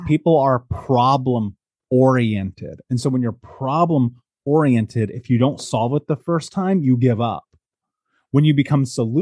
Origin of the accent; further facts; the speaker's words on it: United States; moved away; growing up in America and now having traveled the world and lived in 12 countries